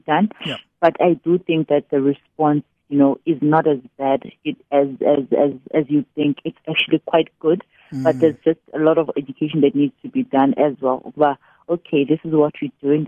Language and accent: English; East London, Eastern Cape, South Africa; now in Tanzania; I'm just someone who was born in East London. I grew up in Braden Heights, later on moved to Tanzania with my parents. And it's been my home for over 20 years now.